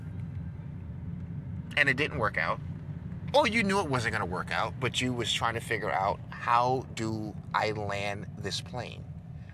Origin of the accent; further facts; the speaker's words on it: New York, United States; moved away; also born or lived in Dubai; I'm from New York, a goddamn Yankee